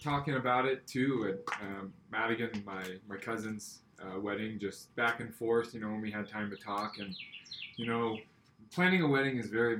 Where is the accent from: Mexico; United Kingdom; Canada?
United Kingdom; Scotland; But I am Scottish, and my grandpa gave me his kilt when he passed away.